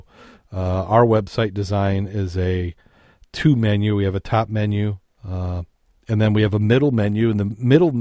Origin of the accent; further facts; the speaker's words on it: Michigan, United States; we're from Michigan